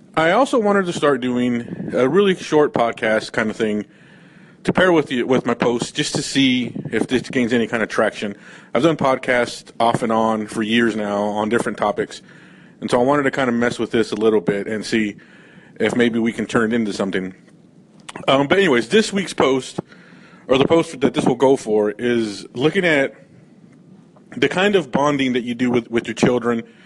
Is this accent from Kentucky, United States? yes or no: no; California, United States; I grew up in California